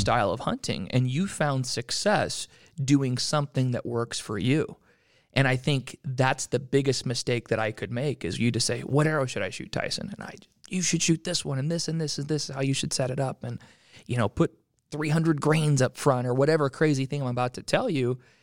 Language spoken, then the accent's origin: English; Utah, United States; I grew up in Utah, still live in Utah.